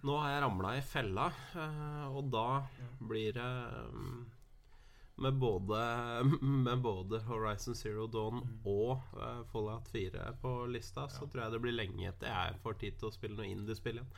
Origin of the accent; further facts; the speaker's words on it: Norway; her hjemme i Norge